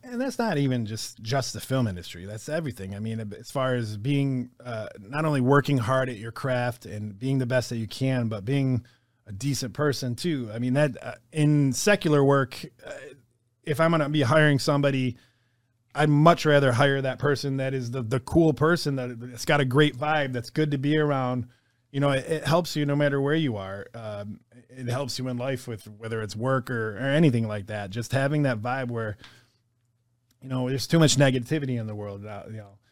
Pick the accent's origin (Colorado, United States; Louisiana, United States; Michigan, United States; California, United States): Michigan, United States; Detroit; I grew up in Detroit